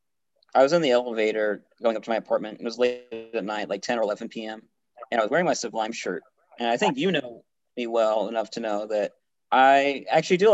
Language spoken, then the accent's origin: English; United States; speaking as an American